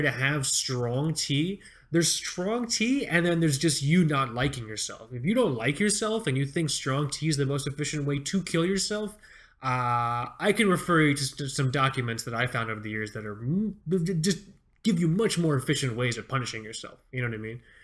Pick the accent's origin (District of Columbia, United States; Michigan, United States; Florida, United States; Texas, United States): Florida, United States; Fort Lauderdale; moved away; I grew up in Fort Lauderdale, South Florida